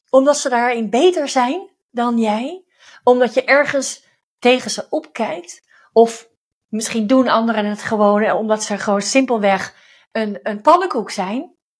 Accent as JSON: {"language": "Dutch", "region": "Overijssel", "country": "Netherlands", "moved": "yes", "lives_now": "Het Gooi, Netherlands", "said": "ik kom zelf uit Overijssel"}